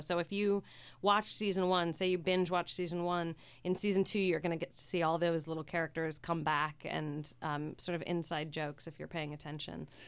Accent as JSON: {"language": "English", "town": "San Francisco", "region": "California", "country": "United States", "tie": "born or raised there", "moved": "yes", "said": "I grew up on nineteenth and Castro"}